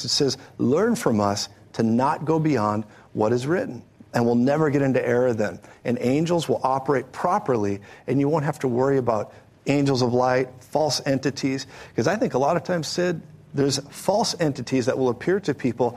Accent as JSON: {"language": "English", "region": "Colorado", "country": "United States", "said": "I'm from Colorado"}